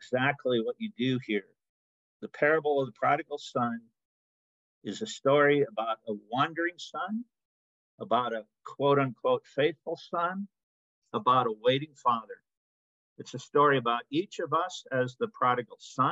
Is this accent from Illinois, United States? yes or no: yes; Northern Illinois, United States; moved away as an adult; also born or lived in Aberdeen, Scotland / West Palm Beach, Florida; now in Denver, United States; growing up in Illinois and having relatives